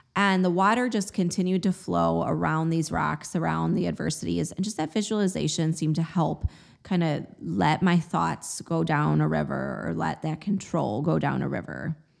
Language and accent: English; Chicago, Illinois, United States; moved away; also born or lived in New England / Austin, Texas; I grew up in the Midwest, in the Chicagoland area